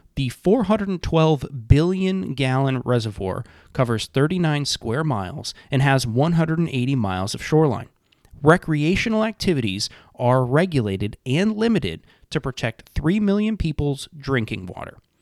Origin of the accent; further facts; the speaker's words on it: Massachusetts, United States; This is my home state